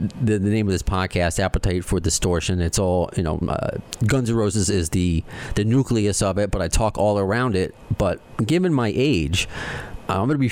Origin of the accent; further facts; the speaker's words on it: Long Island, New York, United States; also born or lived in Brooklyn; I was born in Brooklyn. I like to say I'm a Brooklyn Jew, even though I was one and a half when I moved from Brooklyn to Long Island.